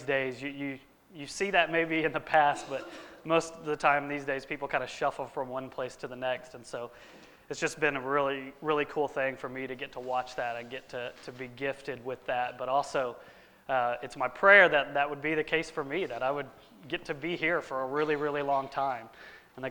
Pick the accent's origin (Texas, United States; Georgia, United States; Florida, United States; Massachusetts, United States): Texas, United States; Katy; moved away; my hometown in Katy